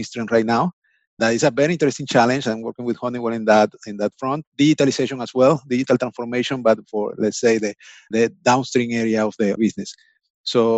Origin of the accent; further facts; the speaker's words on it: Venezuela; moved away as an adult; now in United States; I'm from Venezuela, actually. I came to the States around 10 years, maybe a little bit more.